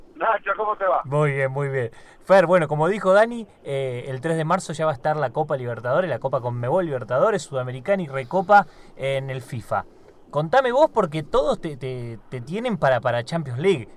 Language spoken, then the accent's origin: Spanish; El Salvador; Yo soy salvadoreño